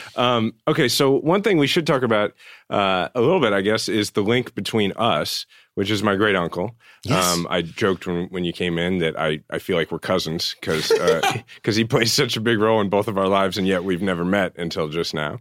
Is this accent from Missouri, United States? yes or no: yes; Kansas City, Missouri, United States; I live in my hometown, Kansas City, with my wife, Diana, and my son, True